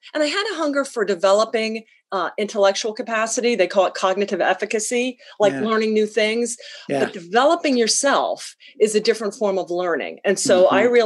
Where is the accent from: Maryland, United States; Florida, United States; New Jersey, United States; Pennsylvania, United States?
Pennsylvania, United States; moved away as an adult; also born or lived in New Mexico / Colorado; I'm from Pennsylvania